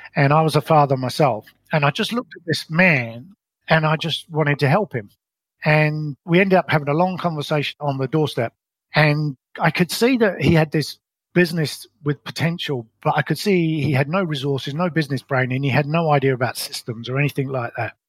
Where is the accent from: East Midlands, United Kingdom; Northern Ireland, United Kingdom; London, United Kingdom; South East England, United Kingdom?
London, United Kingdom; moved away as an adult; also born or lived in Colorado; now in New Zealand; I was brought up in London in what I describe as a very ordinary upbringing.